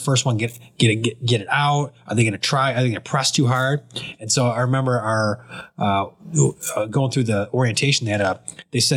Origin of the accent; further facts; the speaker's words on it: Michigan, United States; We're from Michigan